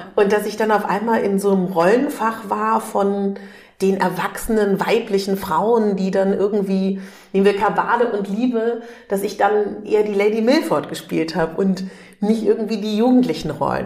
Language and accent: German; Berlin, Germany; ich komme aus Berlin